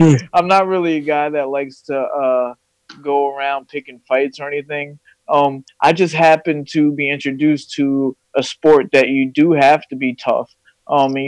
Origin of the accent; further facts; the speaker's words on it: Fairless Hills, Pennsylvania, United States; I'm from Fairless Hills, you know, just like you guys. I went to Pensbury